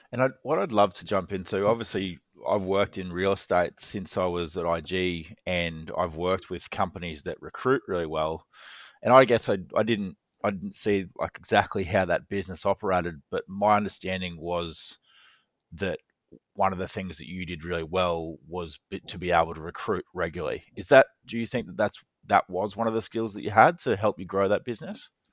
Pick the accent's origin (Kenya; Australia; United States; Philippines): Australia; moved away; I'm from Australia